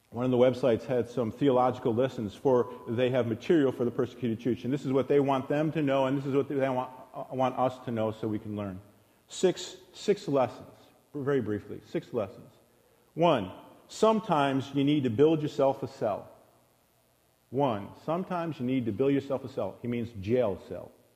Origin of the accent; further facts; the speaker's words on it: United States; us as American Christians